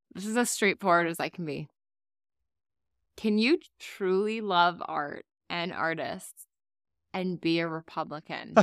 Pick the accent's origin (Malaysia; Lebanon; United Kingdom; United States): United States; South Florida; also born or lived in Miami; I grew up in South Florida.